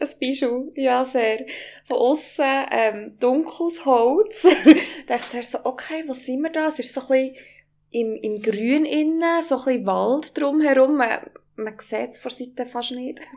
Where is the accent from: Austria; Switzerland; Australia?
Switzerland; Wengen, Bern; meine Heimat dran, also Wengen